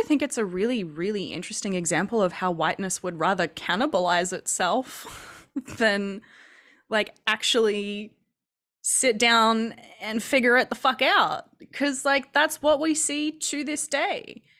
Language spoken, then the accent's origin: English; Queensland, Australia; I grew up in Queensland